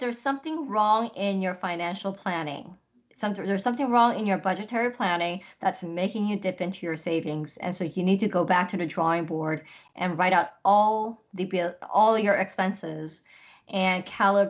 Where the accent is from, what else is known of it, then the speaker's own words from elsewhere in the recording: Los Angeles, California, United States; LA is where I live